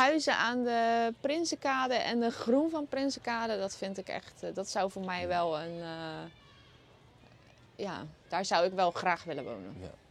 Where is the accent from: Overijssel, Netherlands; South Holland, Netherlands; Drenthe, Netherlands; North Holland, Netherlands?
South Holland, Netherlands; Maassluis; also born or lived in Vlaardingen; daar is de trasmolen, daar ben ik ook opgegroeid